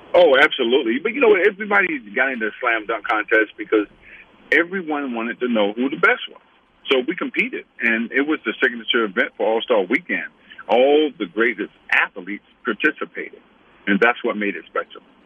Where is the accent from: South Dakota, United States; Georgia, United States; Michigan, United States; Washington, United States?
Georgia, United States; Atlanta; also born or lived in France; I was born in Sorbonne, France, but Atlanta is where I'm from.